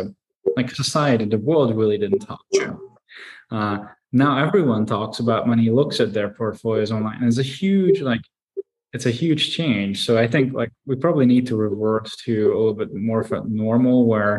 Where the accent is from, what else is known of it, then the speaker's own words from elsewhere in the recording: Hungary; moved away; I grew up in Hungary